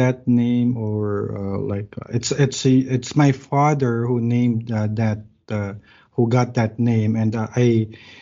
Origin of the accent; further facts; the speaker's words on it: Manila, Metro Manila, Philippines; moved away as an adult; now in Bacolod, Philippines; I grew up in Manila